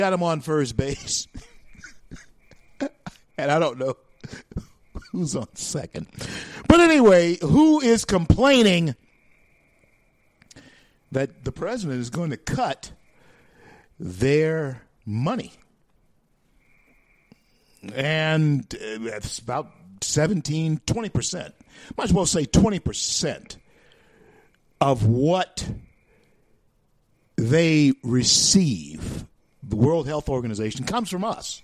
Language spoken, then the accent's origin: English; Louisiana, United States; moved away; my home state of Louisiana